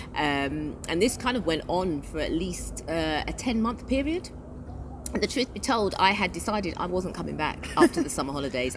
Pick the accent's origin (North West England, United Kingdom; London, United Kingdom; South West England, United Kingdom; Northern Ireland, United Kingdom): London, United Kingdom; moved away as an adult; now in United Arab Emirates; I'm from the UK. I come from London.